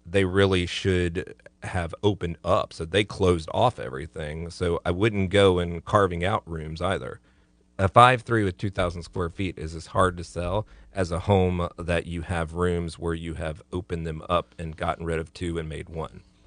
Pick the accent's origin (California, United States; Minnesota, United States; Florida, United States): Florida, United States; Central and South; now in Tallahassee, United States; I come from Central and South Florida